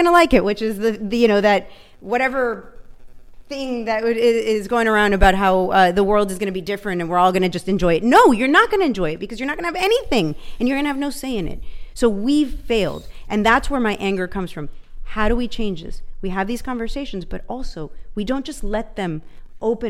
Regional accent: Venezuela; moved away; I grew up in Venezuela

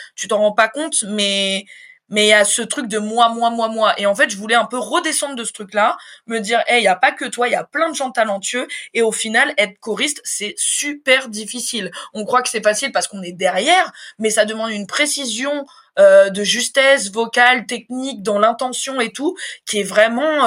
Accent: Évreux, Normandy, France; moved away as an adult; also born or lived in Dreux; now in Paris, France; je suis originaire de Normandie, je suis née à Dreux, j'ai passé toute ma scolarité en Normandie à Évreux, et je suis arrivée à Paris en 2019

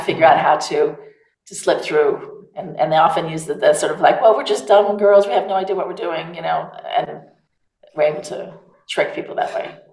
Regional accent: United States; accent: American; also born or lived in Savannah, Georgia; now in Provence, France; I am American

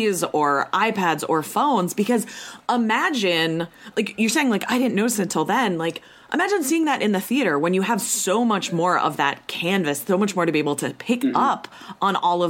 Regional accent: Minneapolis, Minnesota, United States; also born or lived in Eden Prairie, Minnesota; I am from Minnesota. I am in Minneapolis right now.

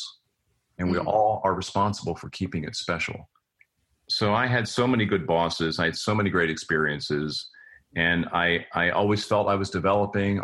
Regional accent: near Philadelphia, Pennsylvania, United States; moved away as an adult; also born or lived in Cincinnati, Ohio; I grew up near Philadelphia

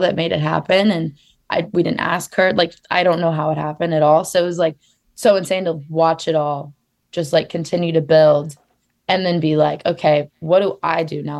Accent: Phoenix, Arizona, United States; now in Los Angeles, United States; I grew up in Phoenix, Arizona

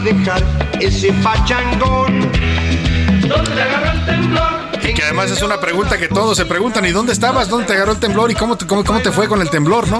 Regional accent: Mexico; somos los mexicanos

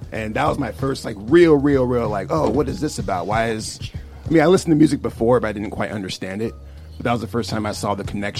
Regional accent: Colorado Springs, Colorado, United States; born there; also born or lived in Louisiana / Seattle / California; My father was stationed in Colorado Springs, is where I was born.

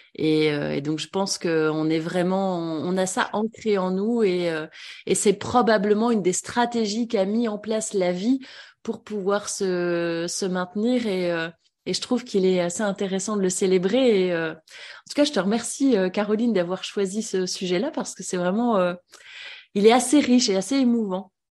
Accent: Vendée, Pays de la Loire, France; moved away; Je viens de Vendée

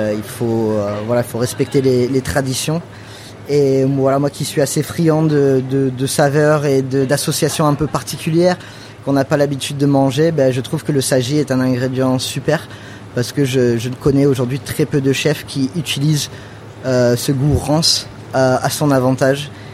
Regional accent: United States; also born or lived in Catalonia (family origin, summers) / New York; now in France; comme j'ai grandi aux États-Unis, je venais en France que l'été

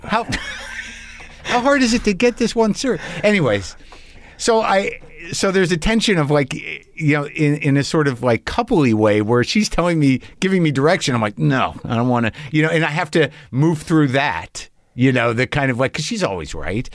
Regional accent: New Jersey, United States; I'm born in Jersey

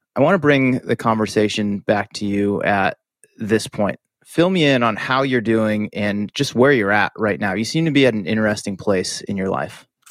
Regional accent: Massachusetts, United States; moved away; I grew up in Massachusetts, spent many years training and living in and around Boston

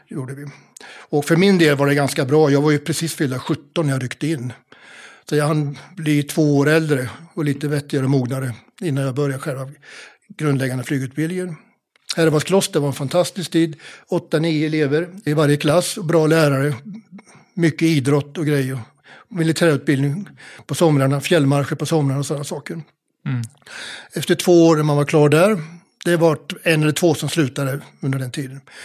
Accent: Mjölby, Östergötland, Sweden; moved away; Jag är född i Mjölby

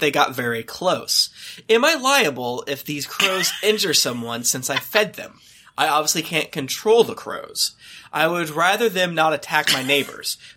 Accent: Florida, United States; I'm from Florida

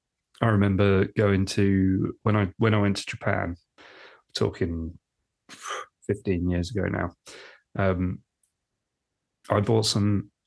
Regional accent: United Kingdom; So us Brits

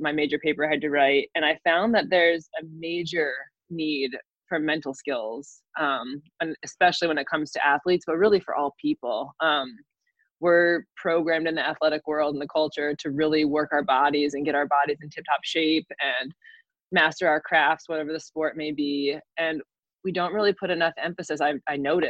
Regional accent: New York, United States; I'm from New York, and I played basketball

